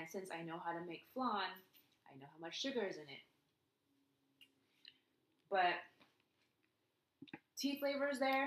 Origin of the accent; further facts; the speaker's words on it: Philippines; I'm Filipino